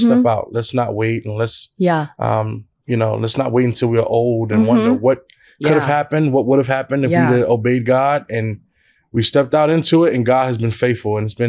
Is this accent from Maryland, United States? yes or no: no; New York City, New York, United States; now in Richmond, Virginia, United States; back in my hometown in Brooklyn, New York.